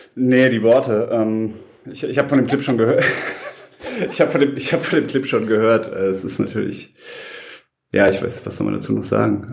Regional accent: Heidelberg, Baden-Württemberg, Germany; bin aus Heidelberg und auch gerade in Heidelberg

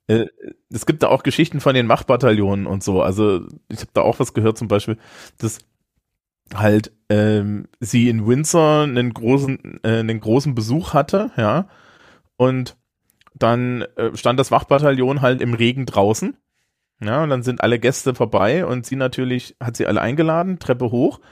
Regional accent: Germany; als Deutsche

